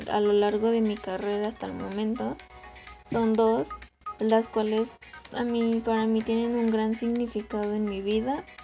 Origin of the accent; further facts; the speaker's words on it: Avellaneda, Buenos Aires Province, Argentina; born there; Pues yo nací el 29 de abril de 1936 en Avellaneda, Argentina, un lugar muy bello al cual me gusta ir a visitar eh, cuando puedo y cuando tengo tiempo porque ya no vivo